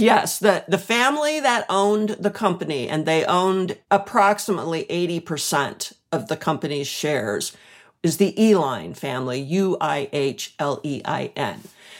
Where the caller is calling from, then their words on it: Ames, Iowa, United States; What's called the nap room in our house in Ames, Iowa.